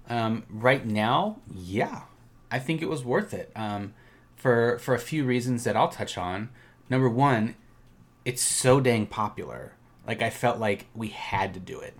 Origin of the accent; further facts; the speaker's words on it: Minnesota, United States; moved away; we're from Minnesota originally